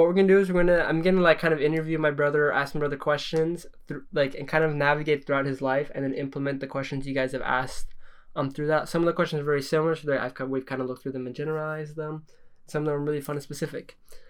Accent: Norway; because I grew up in Norway. I mean, no. I was born in Norway

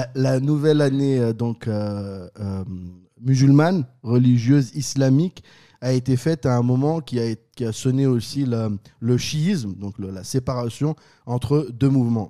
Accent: France; Chez moi, en France

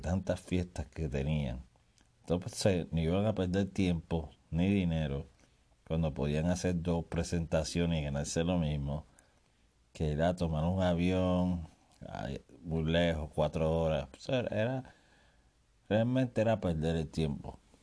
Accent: Puerto Rico; yo oía palabras que las mencionamos solamente los puertorriqueños

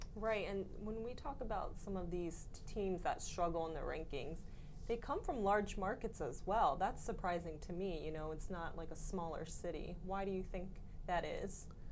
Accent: Florida, United States; I'm actually from Florida as well

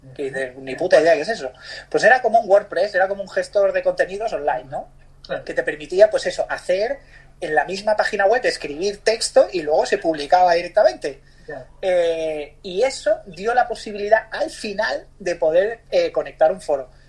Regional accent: Barcelona, Catalonia, Spain; also born or lived in Bali, Indonesia; soy de Barcelona. Eh, nací aquí, he vivido aquí.

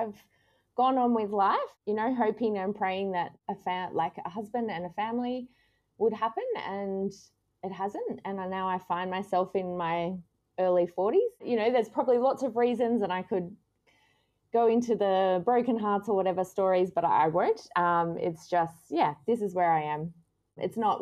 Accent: Canberra, Australian Capital Territory, Australia; now in Sydney, Australia; I grew up in Canberra in a Christian home

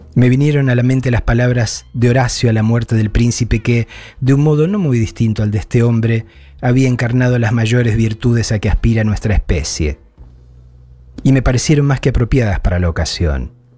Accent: Argentina; moved away; Llevo dos años lejos de la Argentina

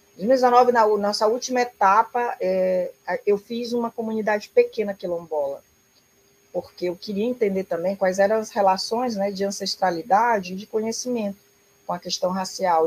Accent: southern Piauí, Brazil; moved away; also born or lived in Rio Grande do Sul / Brasília / Novo Hamburgo; eu sou do sul do Piauí

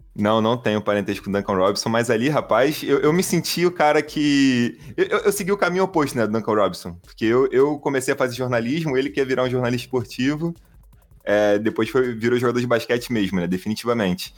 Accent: Rio de Janeiro, Brazil; accent: carioca; a gente é aqui do Rio de Janeiro. É, eu sou aqui da área de Jacarepaguá

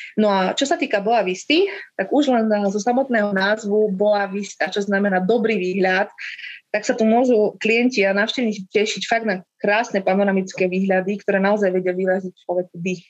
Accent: Slovakia; moved away as an adult; now in Cape Verde; ako práva Slovenka

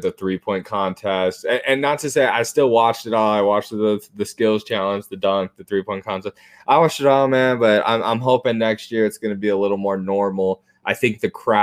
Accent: Arizona, United States; I grew up in Arizona

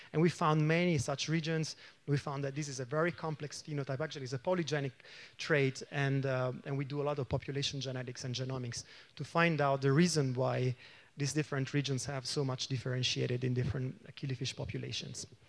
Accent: Italy; now in Cologne, Germany; I come from Cologne, Germany, but I'm originally from, from Italy

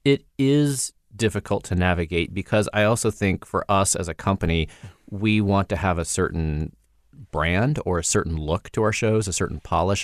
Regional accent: Indiana, United States; now in Los Angeles, United States; I'm this kid from Indiana who moved to L

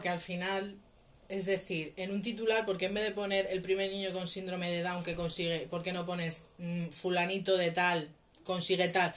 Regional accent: Valdemoro, Community of Madrid, Spain; que no nací en España, así como curiosidad, ¿no? Bueno, que sí me, me crié aquí

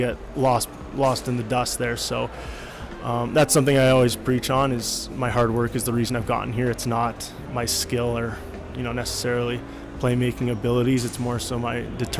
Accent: Calgary, Alberta, Canada; growing up in Calgary

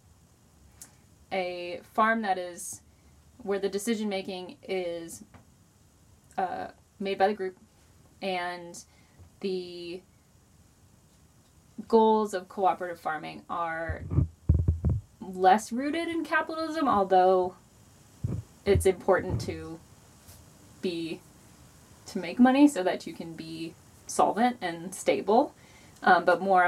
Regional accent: United States; also born or lived in Louisville, Kentucky / Detroit / Taos, New Mexico; relatively privileged white lady who's born and raised in America

